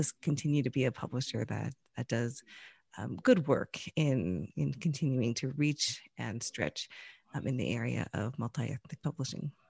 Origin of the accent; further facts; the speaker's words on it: United States; also born or lived in Chicagoland; now in Chicago, United States; I was born here in the U S. I grew up mainly outside of Washington, D C, but I've lived here in Chicagoland for probably more than twenty years now in total